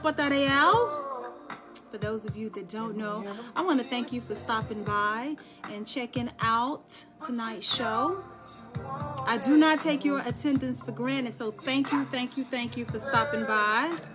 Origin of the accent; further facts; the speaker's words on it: Dallas, Texas, United States; now in Charlotte, United States; I'm from Dallas, Texas